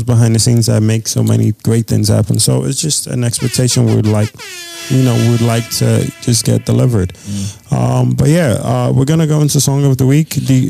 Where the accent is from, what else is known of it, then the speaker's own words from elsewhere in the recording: New York City, New York, United States; I am from the big Bronx.